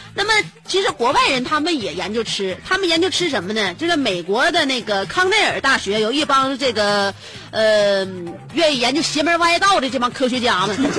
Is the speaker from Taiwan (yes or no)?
no; Northeast China, China; accent: Northeastern dialect; 我们东北语言